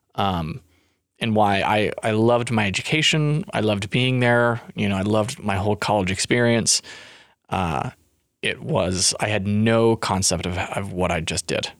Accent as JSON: {"language": "English", "town": "Tooele", "region": "Utah", "country": "United States", "tie": "born or raised there", "moved": "as an adult", "said": "it was my first time living outside of my hometown"}